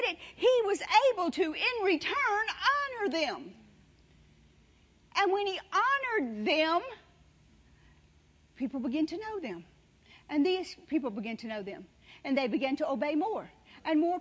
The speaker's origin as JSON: {"language": "English", "region": "Louisiana", "country": "United States", "also_born_or_lived": "Carthage, Mississippi / Branson, Missouri", "moved": "yes", "said": "We've never even left Carthage, Mississippi, or I was from Louisiana, but once we moved there, we never went anywhere."}